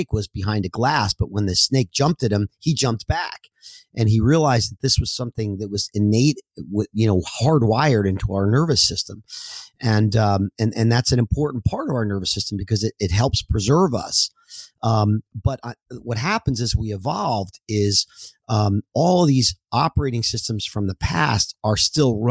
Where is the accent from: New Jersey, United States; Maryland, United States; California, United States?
New Jersey, United States; I'm originally from New Jersey, and I was a wrestler as a young boy